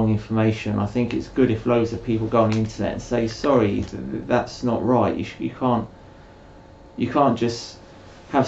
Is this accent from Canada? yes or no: no; United Kingdom; I'm British